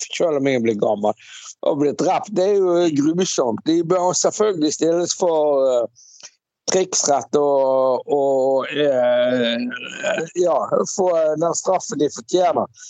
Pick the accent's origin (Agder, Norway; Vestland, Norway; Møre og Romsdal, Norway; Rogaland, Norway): Vestland, Norway; Bergen; also born or lived in Svalbard; jeg som bergenser